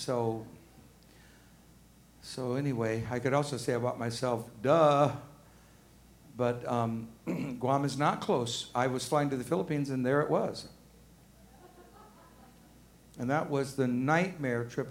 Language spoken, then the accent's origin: English; Arkansas, United States; now in Georgia, United States; I'm from Arkansas